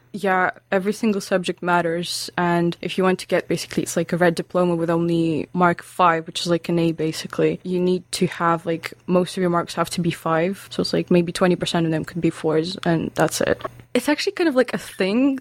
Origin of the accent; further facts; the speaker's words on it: Lithuania; English is a second language; moved away as an adult; also born or lived in Russia; now in Aberdeen, United Kingdom; I'm from Lithuania.